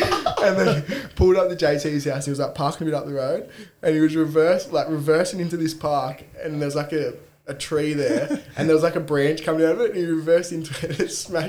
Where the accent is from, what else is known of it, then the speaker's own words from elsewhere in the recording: Cessnock, New South Wales, Australia; moved away as an adult; now in Newcastle, Australia; Grew up in Cessnock, born and bred. Lived there till I was 18